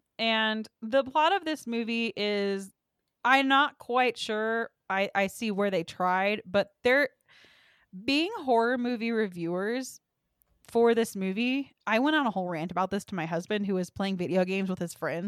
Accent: Texas, United States; now in Colorado, United States; I'm from Texas

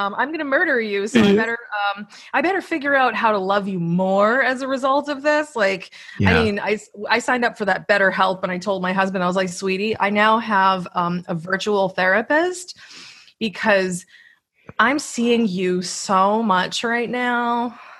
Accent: Massachusetts, United States; moved away; I'm originally from Massachusetts in the United States

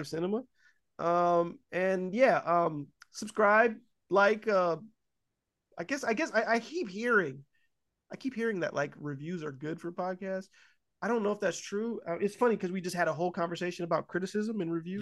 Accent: California, United States; moved away; also born or lived in Ohio; they moved to California. I was born in California

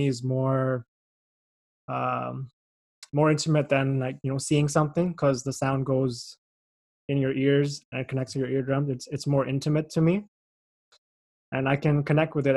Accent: Pakistan; moved away as an adult; now in Canada; I'm from Pakistan

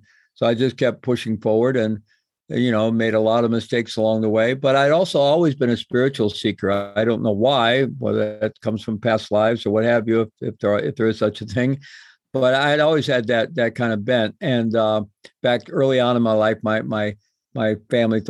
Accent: Midwest, United States; moved away as an adult; also born or lived in Peru; I grew up in the Midwest in a good Roman Catholic family with good values

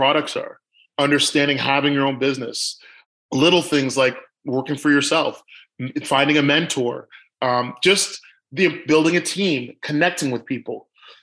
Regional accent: Toronto, Ontario, Canada; I'm born and raised in Toronto, Canada

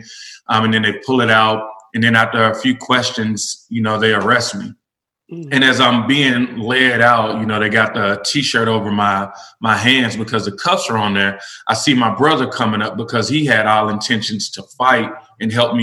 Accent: Nashville, Tennessee, United States; was born and raised in Nashville, elementary through college

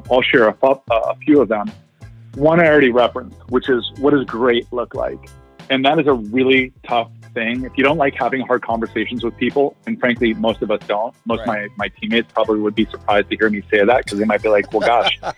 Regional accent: Ohio, United States; I grew up in Ohio

